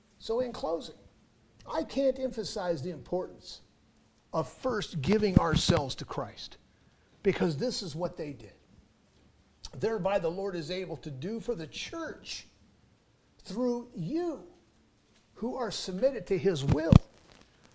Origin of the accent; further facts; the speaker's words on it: Los Angeles, California, United States; moved away; my hometown of Los Angeles, which is where I was born and raised